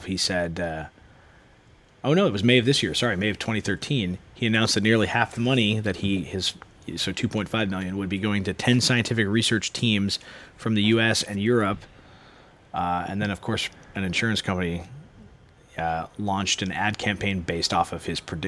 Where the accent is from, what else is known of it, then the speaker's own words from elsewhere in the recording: United States; I'm American.